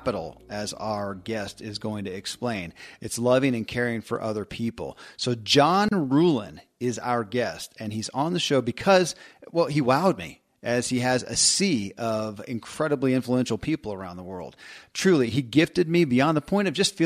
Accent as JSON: {"language": "English", "region": "Kentucky", "country": "United States", "tie": "born or raised there"}